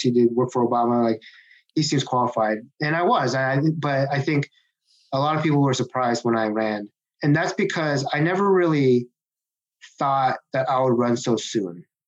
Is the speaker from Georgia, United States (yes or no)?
no; Seattle, Washington, United States; also born or lived in Kirkland, Washington; I grew up in uh, Seattle, Washington